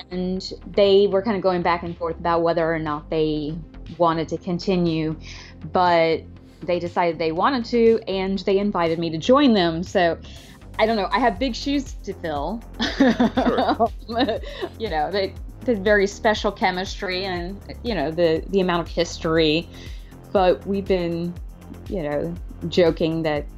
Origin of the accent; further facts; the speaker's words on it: Alabama, United States; moved away as an adult; also born or lived in California / New York; now in New York City, United States; I'm originally from California, but I moved to Alabama when I was four